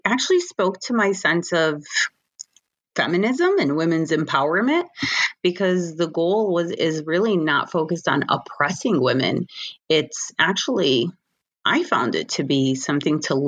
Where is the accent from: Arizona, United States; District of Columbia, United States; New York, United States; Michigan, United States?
Michigan, United States; I was born and raised in Michigan and, you know, American born